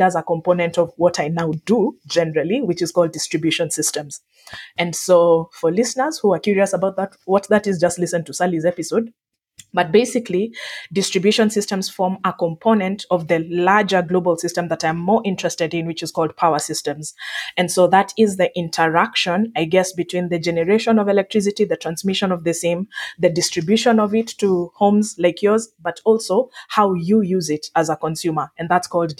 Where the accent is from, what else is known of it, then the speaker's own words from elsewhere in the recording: Nairobi, Kenya; I grew up in Nairobi